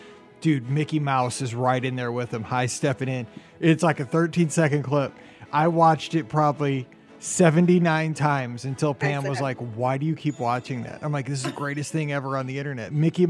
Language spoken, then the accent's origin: English; Sudbury, Ontario, Canada; I'm from Sudbury, Ontario, Canada.